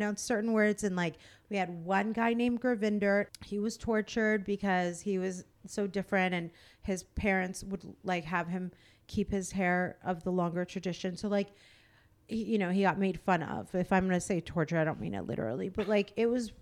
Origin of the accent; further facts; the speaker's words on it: Virginia, United States; I was born in Virginia